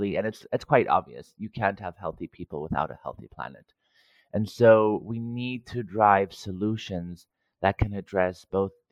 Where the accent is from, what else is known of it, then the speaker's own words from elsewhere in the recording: Cyprus; moved away; Growing up in Cyprus, in a Greek household, food was always central to everything we did